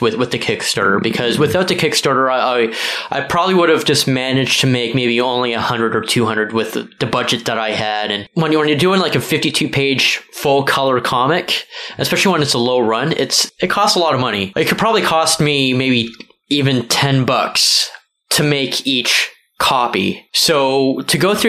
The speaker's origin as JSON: {"language": "English", "town": "Mississauga", "region": "Ontario", "country": "Canada", "tie": "born or raised there", "also_born_or_lived": "Brampton", "moved": "as an adult", "lives_now": "Toronto, Canada", "said": "I was born in Brampton. I was raised most of my life in Mississauga from age of 7 on"}